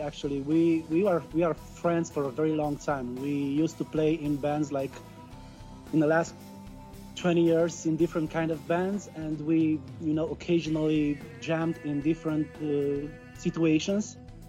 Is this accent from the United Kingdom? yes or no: no; Canada; I'm a Canadian producer.